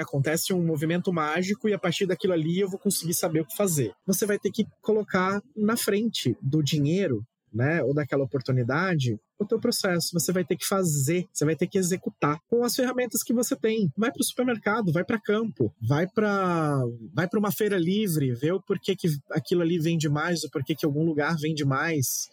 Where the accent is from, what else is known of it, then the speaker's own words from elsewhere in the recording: Santos, São Paulo, Brazil; eu sou Santista, né? Eu moro em Santos